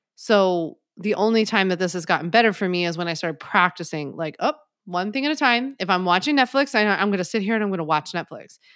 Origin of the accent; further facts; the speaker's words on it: Philadelphia, Pennsylvania, United States; now in New York, United States; I'm from Philly, so we call it hoagies